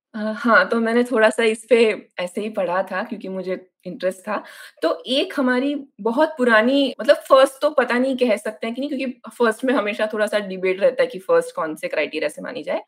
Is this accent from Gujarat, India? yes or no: yes; Navsari, Gujarat, India; मैं जब बचपन में जो लाइब्रेरी में जाती थी वो इसी मूवमेंट के अंदर 1910 में बनाई गई एक लाइब्रेरी थी मेरे शहर हम्म। जो नवसारी करके जो साउथ गुजरात में है